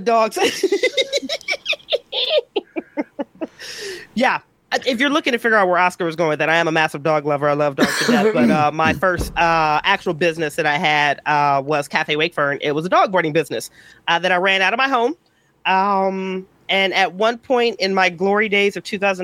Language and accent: English; Akron, Ohio, United States; born and raised in Akron, Ohio